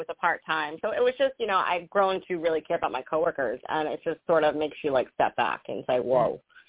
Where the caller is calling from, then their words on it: Rhode Island, United States; I'm calling from Rhode Island.